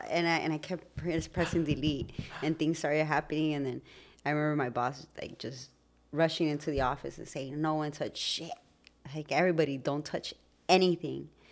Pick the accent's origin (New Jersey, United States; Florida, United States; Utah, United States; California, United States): California, United States; Los Angeles; growing up in Highland Park, finding our identity